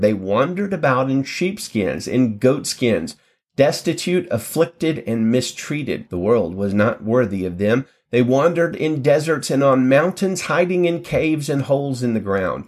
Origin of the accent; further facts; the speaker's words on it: United States; I was born in the United States